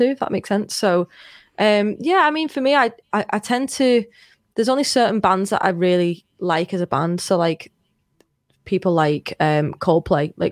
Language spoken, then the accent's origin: English; Liverpool, North West England, United Kingdom; am not I Scouse.